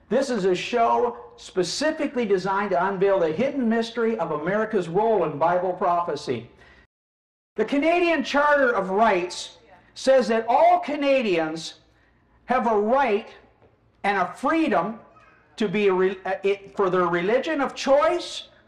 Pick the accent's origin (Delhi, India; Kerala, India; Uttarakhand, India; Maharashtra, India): Delhi, India; New Delhi; born there; Well, I was born in New Delhi, India.